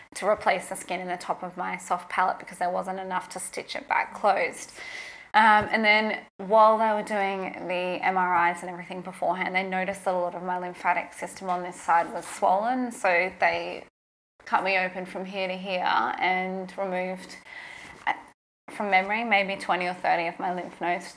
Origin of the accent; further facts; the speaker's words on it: Toowoomba, Queensland, Australia; moved away as an adult; also born or lived in Brisbane; I'd moved from Toowoomba to Brisbane. This is in Queensland, my hometown.